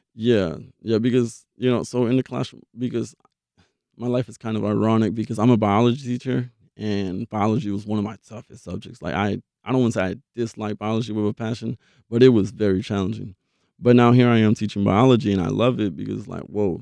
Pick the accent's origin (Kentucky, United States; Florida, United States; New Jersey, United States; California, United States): Florida, United States; Belle Glade; now in Jacksonville, United States; I'm from Belgrade, Florida